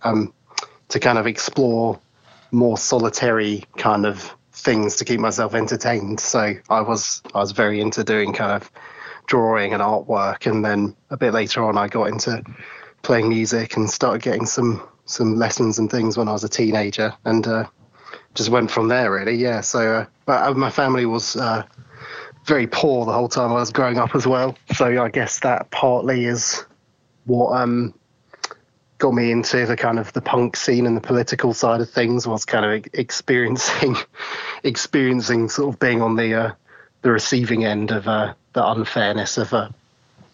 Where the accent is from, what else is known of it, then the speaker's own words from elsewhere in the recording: Norwich, East of England, United Kingdom; I was born in Norwich, England